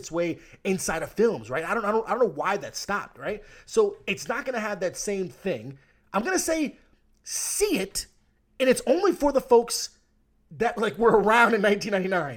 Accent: United States; I'm American

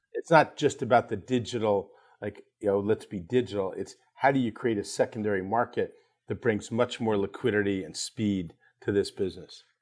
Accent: Ardmore, Pennsylvania, United States; I grew up in Ardmore, Pennsylvania, small town just outside Philadelphia

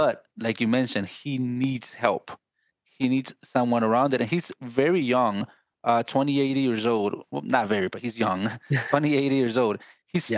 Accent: Guatemala; I'm from Guatemala.

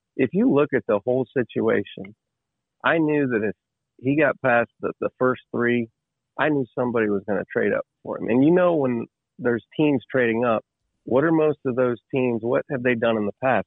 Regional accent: Ohio, United States; I was born and raised in Ohio

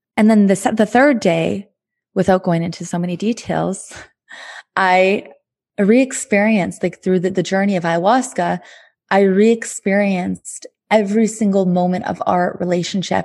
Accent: Thunder Bay, Ontario, Canada; moved away as an adult; also born or lived in Montreal; in Thunder Bay, my hometown.

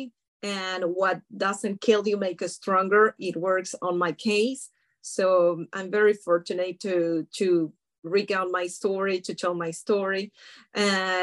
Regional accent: Colombia; moved away as an adult; also born or lived in France; now in United States; Legally here, I came here 13 years ago, and I was born in Colombia

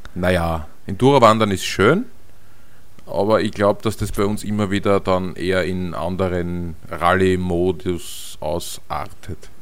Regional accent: Austria; als Europäer, also als Österreicher

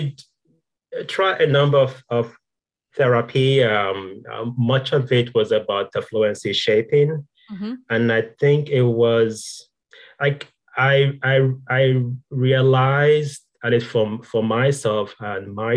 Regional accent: Nigeria; moved away; there is a way in Nigeria, some sounds that we don't emphasize.

